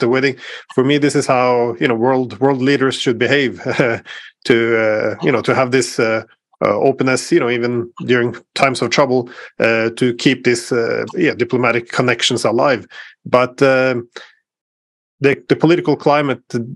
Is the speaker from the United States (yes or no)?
no; Norway